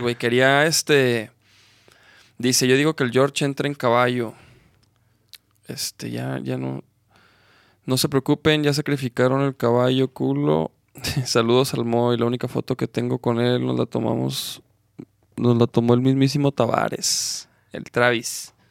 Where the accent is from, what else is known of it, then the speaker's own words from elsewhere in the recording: Chihuahua, Mexico; now in Guadalajara, Mexico; yo soy de Chihuahua